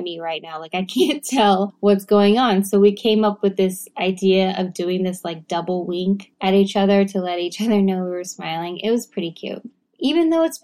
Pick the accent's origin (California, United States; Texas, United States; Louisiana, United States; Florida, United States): Texas, United States; moved away; I'm from Texas and I say y'all and I'm never gonna stop